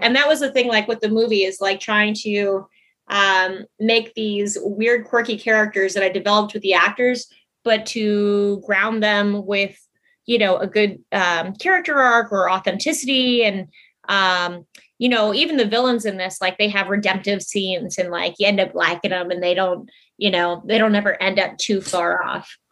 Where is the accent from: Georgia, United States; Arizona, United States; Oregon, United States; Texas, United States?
Arizona, United States; Tucson; now in Los Angeles, United States; I was born, um, I was born in Tucson, Arizona, and then we had a ranch forever